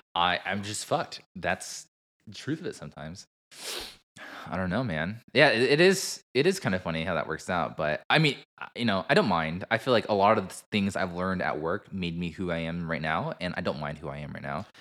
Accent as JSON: {"language": "English", "country": "United States", "said": "Asian American ourselves"}